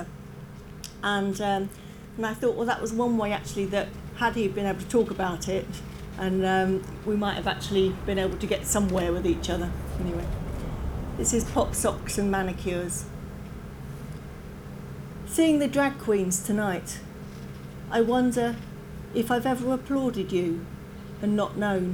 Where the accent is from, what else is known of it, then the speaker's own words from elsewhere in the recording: Margate, South East England, United Kingdom; moved away as an adult; also born or lived in London; now in Penzance, United Kingdom; I grew up in Margate in Kent, and I live in Penzance now